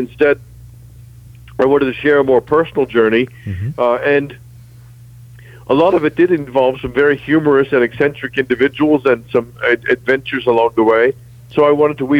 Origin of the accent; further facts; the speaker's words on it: United States; also born or lived in England / Greenville, South Carolina; I was an American abroad